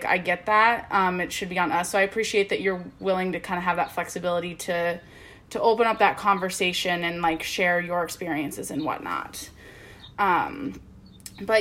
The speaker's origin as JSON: {"language": "English", "region": "Midwest", "country": "United States", "said": "I'm from the Midwest"}